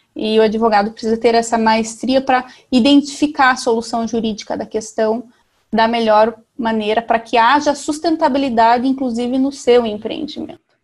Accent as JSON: {"language": "Portuguese", "town": "Salgado Filho", "region": "Paraná", "country": "Brazil", "said": "eu sou do Paraná, sou de Salgado Filho, uma cidade de 3.500 habitantes do sudoeste do Paraná"}